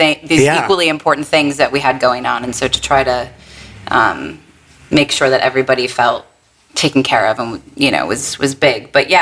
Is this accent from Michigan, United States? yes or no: yes; Detroit, Michigan, United States; moved away as an adult; now in New York, United States; I'm originally from Detroit.